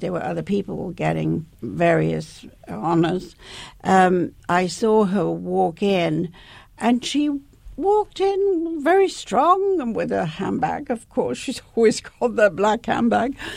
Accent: Leeds, Yorkshire and the Humber, United Kingdom; I was growing up in, in the north of England, where I come from, and of course, I come from Leeds.

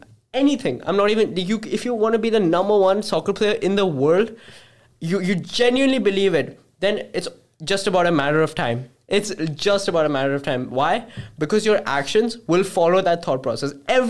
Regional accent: Uganda; born there; I was born in Uganda, Africa, and I lived there for quite some time.

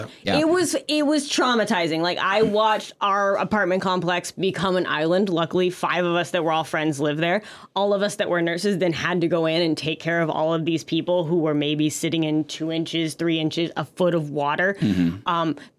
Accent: Louisiana, United States; now in San Antonio, United States; I'm from Louisiana.

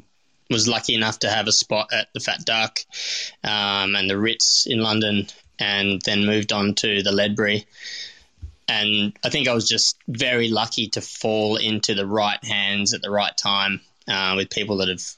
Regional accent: North Fremantle, Western Australia, Australia; My dad and always had sourdough mother under the stairs. I grew up in North Fremantle.

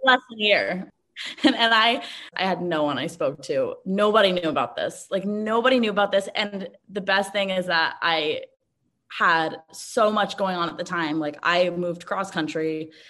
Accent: New York City, New York, United States; moved away as an adult; now in Los Angeles, United States; I was born and raised in New York City on the Upper West Side and moved to LA after college

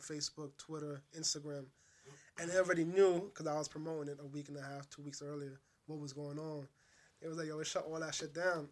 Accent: New York City, New York, United States; I'm from High 44th

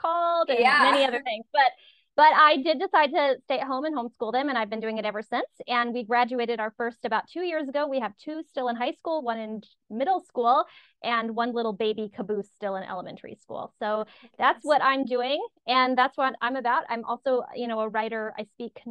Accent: Phoenix, Arizona, United States; moved away as an adult; now in Minnesota, United States; I'm actually originally from Phoenix, Arizona, and grew up in the inner city

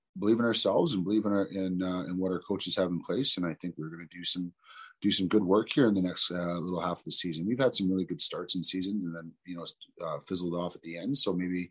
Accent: Toronto, Ontario, Canada; I grew up in Toronto, you know, mm-hmm. in pretty much the ghetto, Rexdale, Jane and Finch area

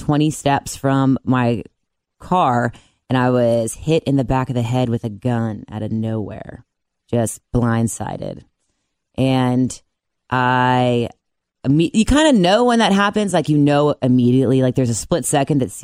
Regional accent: Cincinnati, Ohio, United States; moved away as an adult; also born or lived in Mount Lookout, Cincinnati / North Carolina / South Carolina / Colorado; I'm originally from the West Side.

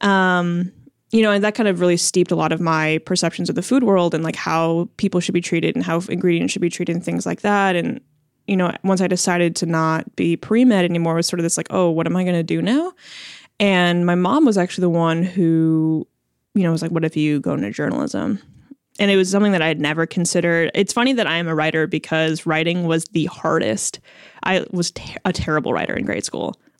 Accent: Chicago, Illinois, United States; first language Chinese; moved away as an adult; also born or lived in Champaign-Urbana, Illinois; now in Portland, United States; I was born and raised in Chicago

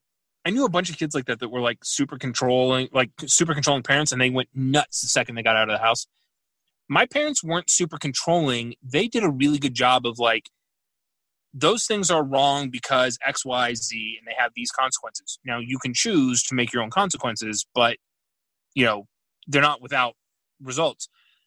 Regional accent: Houston, Texas, United States; Yeah, I grew up in Houston. Like, they used to do that.

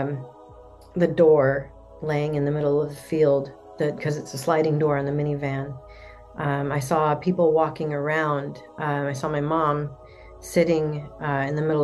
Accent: Portland, Oregon, United States; I'm from Portland, Oregon.

